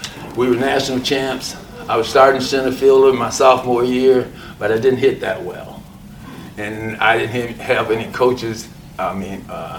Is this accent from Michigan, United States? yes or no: yes; Ecorse, Michigan, United States; the local community I'm from, called Ecorse in Michigan.